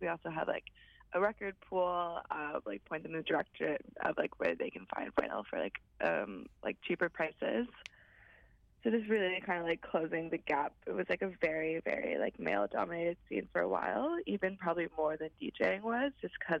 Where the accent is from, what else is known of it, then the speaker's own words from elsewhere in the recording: Squamish Nation, British Columbia, Canada; I'm from the Squamish Nation.